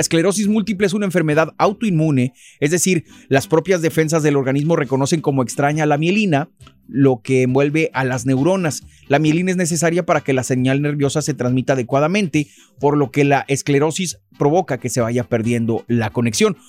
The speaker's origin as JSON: {"language": "Spanish", "country": "Mexico", "moved": "yes", "lives_now": "United States", "said": "cuando venimos de México"}